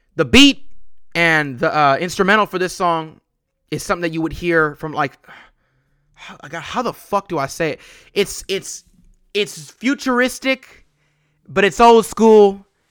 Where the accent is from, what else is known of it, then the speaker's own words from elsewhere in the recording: West Coast, United States; I'm from the West Coast